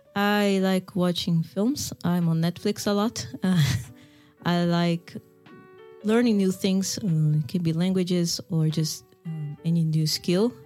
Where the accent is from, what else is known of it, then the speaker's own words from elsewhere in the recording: Manaus, Amazonas, Brazil; English is a second language; moved away as an adult; also born or lived in Siberia, Russia; now in Russia; I'm from Brazil, from a city called Manaus.